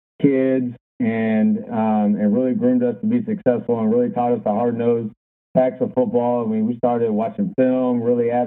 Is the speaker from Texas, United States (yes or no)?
yes; DeSoto, Texas, United States; where I grew up, my hometown in DeSoto, Texas.